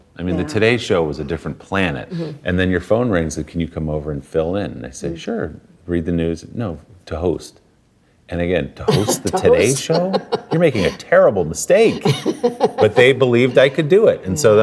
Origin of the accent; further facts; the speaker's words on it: the New York area, United States; also born or lived in Nashville; I grew up in the New York area at the dawn of hip-hop